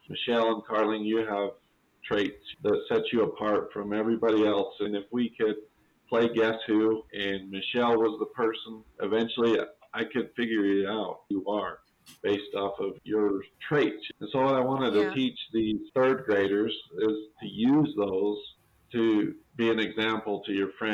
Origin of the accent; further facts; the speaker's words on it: Monroe, United States; from Monroe